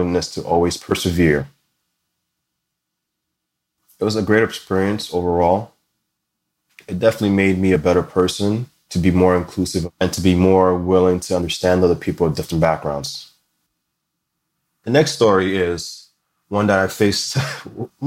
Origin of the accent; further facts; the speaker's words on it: Linden, New Jersey, United States; also born or lived in East Orange, New Jersey; as a kid, my family moved us from the rather unique disadvantaged backgrounds of East Orange, New Jersey, to a more suburban lifestyle in Linden, New Jersey